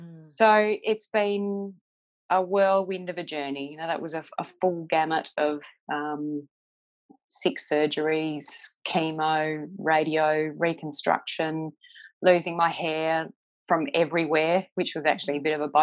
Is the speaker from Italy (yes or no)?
no; Victor Harbor, South Australia, Australia; also born or lived in Mount Gambier, South Australia / Penola, South Australia / Adelaide, South Australia; I was born in Mount Gambier, and we lived there until I was eight, and then moved to a little seaside town out of Adelaide about an hour called Victor Harbour, where we lived for some time.